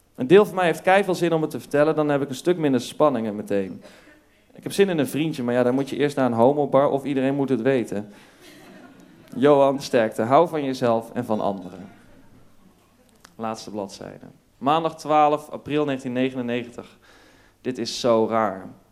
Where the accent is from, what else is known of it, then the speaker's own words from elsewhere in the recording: North Brabant, Netherlands; ik, ik kom uit Brabant. Ik, ja. ik groeide op in Brabant in een klein dorpje.